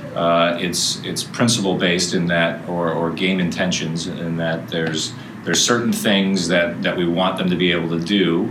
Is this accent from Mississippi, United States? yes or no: no; Chicago, Illinois, United States; moved away as an adult; also born or lived in St. Louis area; now in St. Louis, United States; I'm originally from Chicago um, and had been coaching up there